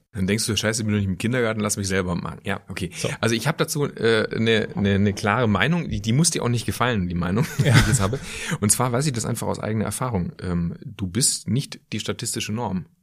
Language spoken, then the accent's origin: German; Schwäbisch Hall, Baden-Württemberg, Germany; moved away as an adult; also born or lived in Aachen / Ulm / Düsseldorf; now in Cologne, Germany; ich bin in Süddeutschland aufgewachsen, Kleinstadt Schwäbisch Hall